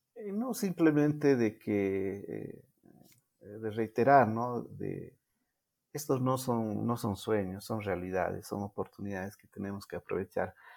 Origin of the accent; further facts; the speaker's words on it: Bolivia; first language Spanish; Yo nunca pensé dar una conferencia como boliviano, representando a mi país